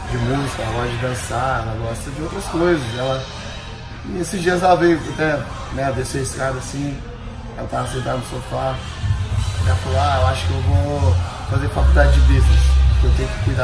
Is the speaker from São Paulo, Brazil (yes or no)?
yes; São Sebastião, São Paulo, Brazil; moved away; also born or lived in São José dos Campos; Eu sou de um lugar pequeno, eu sou de São Sebastião, aí fui pra São José